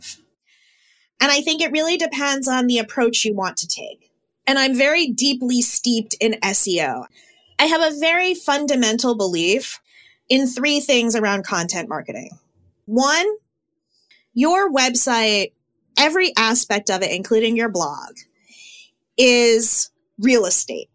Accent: Connecticut, United States; I'm from Connecticut.

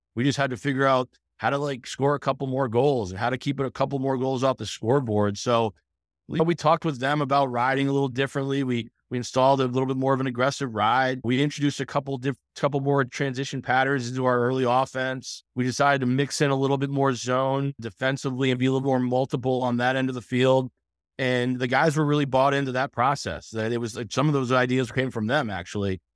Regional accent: Coventry, Rhode Island, United States; also born or lived in Newport, Rhode Island; I moved to Coventry when I was three or four years old, so I was born in Newport, but lived in southern Rhode Island

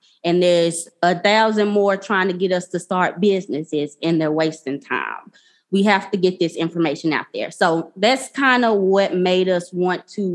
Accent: Memphis, Tennessee, United States; I'm from Memphis, Tennessee, born and raised

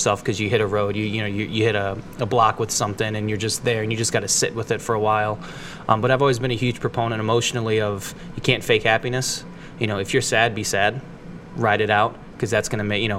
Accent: Akron, Ohio, United States; also born or lived in Austin, Texas; I'm from Akron. Born and raised. Loved it. Was born in Goodyear Heights.

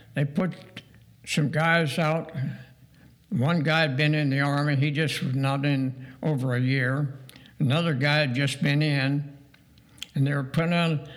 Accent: Dayton, Ohio, United States; also born or lived in Portage, Pennsylvania / Indiana; I grew up in North Dayton

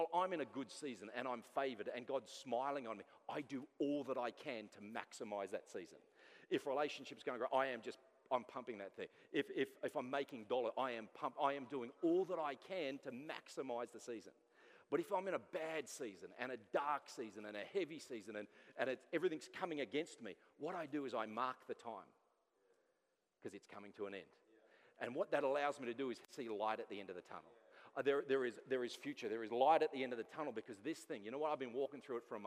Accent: Sydney, New South Wales, Australia; moved away; I'm from Sydney

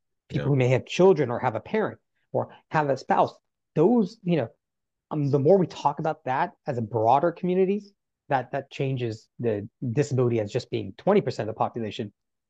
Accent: North Carolina, United States; That's what disability was to me as a child growing up in North Carolina.

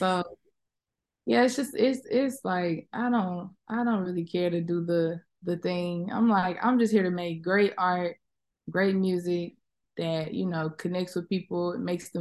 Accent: Little Rock, Arkansas, United States; moved away; also born or lived in Atlanta, Georgia / Houston, Texas; growing up in the South, living in the South, and having, you know, the Southern experience, whether it's me living in Little Rock, me living in Atlanta, me living in Houston

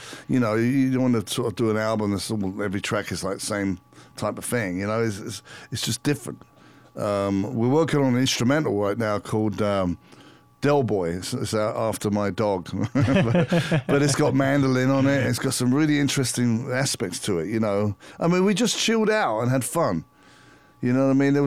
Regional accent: London, United Kingdom; moved away; And we're both English. We grew up in London, more England, around the same period, you know, the 70s and 80s.

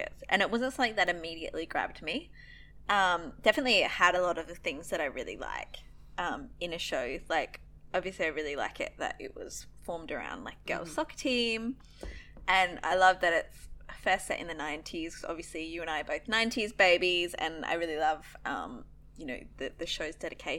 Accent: Australia; we are Australian, obviously. You can probably tell that by now if you're like, what's that weird accent?

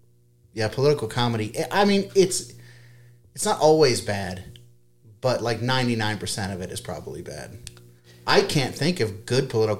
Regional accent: United States; as an American.

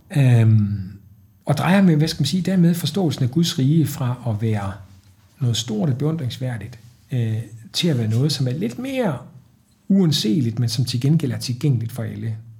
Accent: Trige, Central Denmark Region, Denmark; jeg var spejder som dreng i Trige nord for Aarhus

